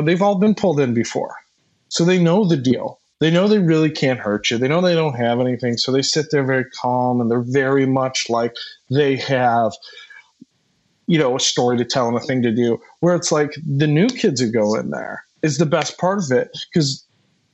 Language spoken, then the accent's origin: English; Midwest, United States; as a Midwesterner, like growing up